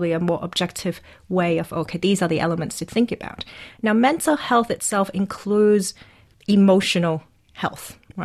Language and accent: English; Hong Kong; I'm from Hong Kong, and I'm a social entrepreneur